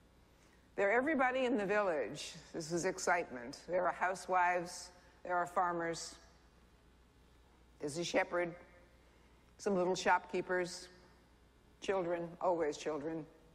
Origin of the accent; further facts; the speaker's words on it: Kingston, New York, United States; Rabbi, you might have come from Brooklyn Heights. I came from Kingston, New York.